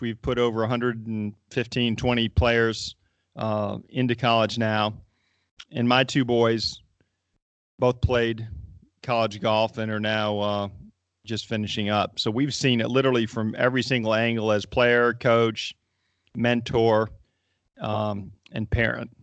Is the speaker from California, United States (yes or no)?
no; North Carolina, United States; I grew up in North Carolina